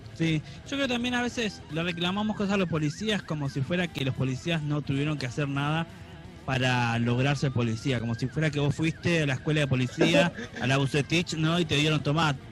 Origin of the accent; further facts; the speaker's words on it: Florencio Varela, Buenos Aires Province, Argentina; nosotros los que nacimos en, zona sur, en Florencio Varela y demás